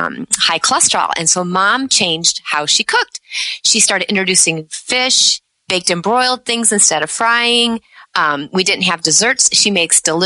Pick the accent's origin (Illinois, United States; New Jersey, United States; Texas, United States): Illinois, United States; Chicago; I grew up in the Chicago area.